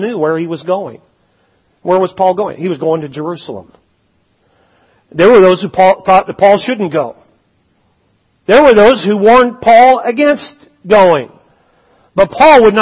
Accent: British Columbia, Canada; growing up in British Columbia

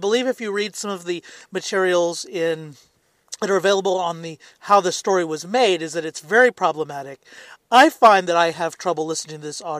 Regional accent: Southern United States, United States; you might not hear an accent of the South from me, but I'm originally from the South in the United States

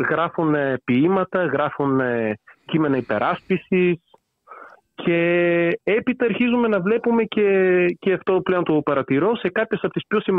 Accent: Bulgaria; Greek is a second language; now in Greece; τα ελληνικά τα έμαθα πριν περίπου 10 χρόνια. Γεννήθηκα και μεγάλωσα στη Βουλγαρία. Δεν είναι η μικρή, μητρική μου γλώσσα, γι' αυτό θα κάνω κάποια λάθη.

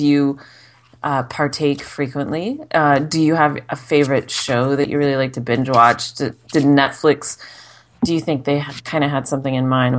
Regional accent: Arizona, United States; I was born in Arizona.

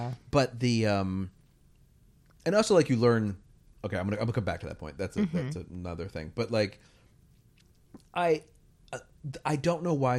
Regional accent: United Kingdom; We're both British, obviously.

